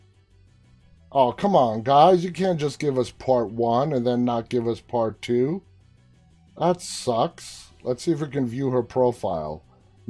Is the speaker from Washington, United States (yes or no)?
no; New York City, New York, United States; I'm from New York. I was born and raised there. And yeah, the house that I grew up in, and which is now my house